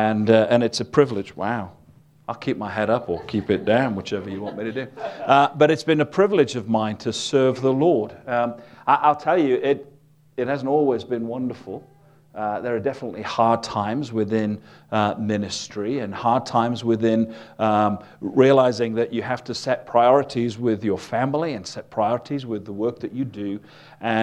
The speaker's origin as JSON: {"language": "English", "region": "Wales", "country": "United Kingdom", "said": "I'm from a place called Wales, which is part of the United Kingdom"}